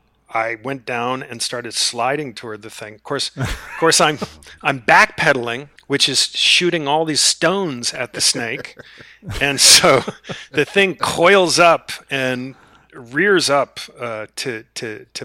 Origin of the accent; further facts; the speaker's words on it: Charlottesville, Virginia, United States; my hometown of, or just outside of my hometown in Virginia, Charlottesville